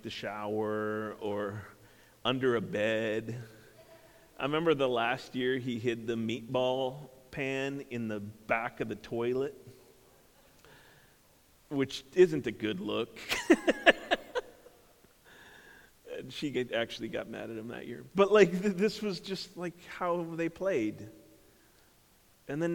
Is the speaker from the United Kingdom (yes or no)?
no; Minnesota, United States; I grew up in Minnesota and a big family.